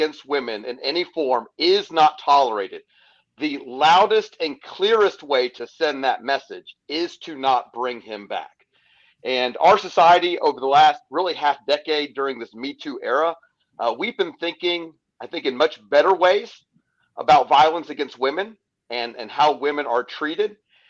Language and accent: English; Charlotte, North Carolina, United States; now in Gary, United States; I'm originally from the Queen City of Charlotte, but now I reside in Gary, Indiana.